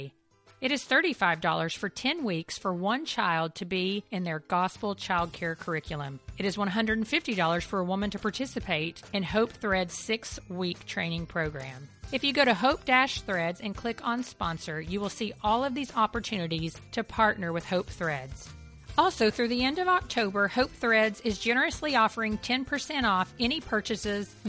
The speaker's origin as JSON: {"language": "English", "region": "Eastern Kentucky", "country": "United States", "tie": "born or raised there", "said": "I grew up in Eastern Kentucky"}